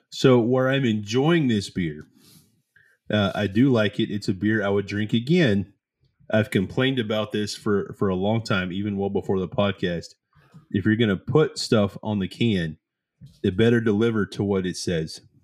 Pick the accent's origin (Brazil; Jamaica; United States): United States; the South; we're both from the South.